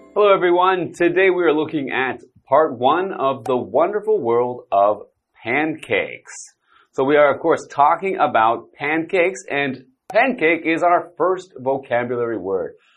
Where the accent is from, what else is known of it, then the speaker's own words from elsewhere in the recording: Canada; I am from Canada